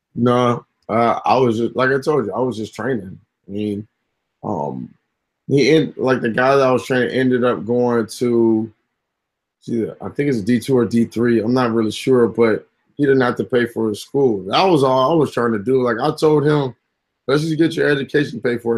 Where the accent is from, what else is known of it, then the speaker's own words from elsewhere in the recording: Inglewood, California, United States; also born or lived in Gardena, California; I come from Inglewood, California. Technically, Gardena, but I spent a lot of time in Inglewood. And when you grow up by the forum